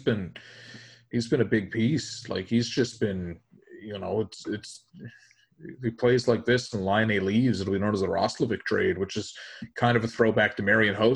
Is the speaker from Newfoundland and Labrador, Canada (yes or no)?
yes; Labrador City, Newfoundland and Labrador, Canada; my grade 12 year where I grew up in Lab West